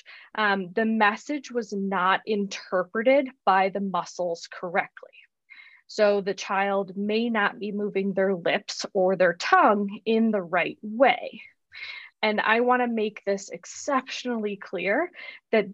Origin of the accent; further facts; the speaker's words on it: Chicago, Illinois, United States; moved away as an adult; also born or lived in Arizona; now in Tucson, United States; I was born and raised in Chicago, Illinois.